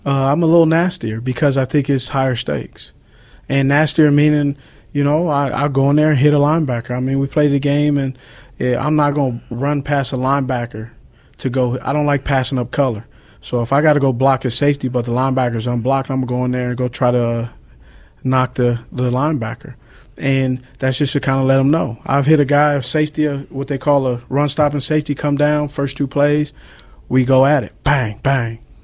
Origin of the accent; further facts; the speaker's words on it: Los Angeles, California, United States; moved away; I grew up in Los Angeles.